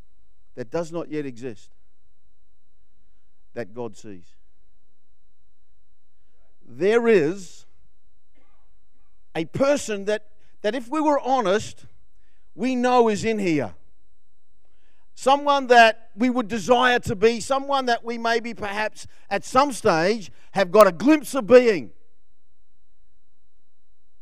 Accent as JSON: {"language": "English", "region": "Queensland", "country": "Australia", "said": "I'm from Queensland"}